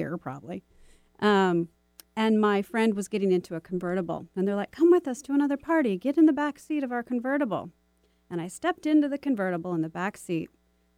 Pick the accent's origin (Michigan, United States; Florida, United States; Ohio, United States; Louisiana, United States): Michigan, United States; now in Seattle, United States; growing up in Michigan